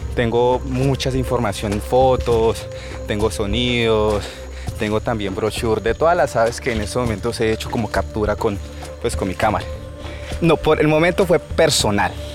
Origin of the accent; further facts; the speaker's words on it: Mitú, Vaupés, Colombia; soy de Mitú Baupés